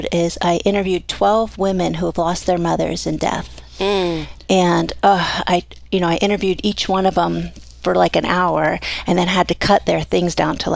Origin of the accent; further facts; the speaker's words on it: Miami, Florida, United States; moved away as an adult; now in Coeur d'Alene, United States; came from Miami. Um, yeah, I lived in Florida until I was 23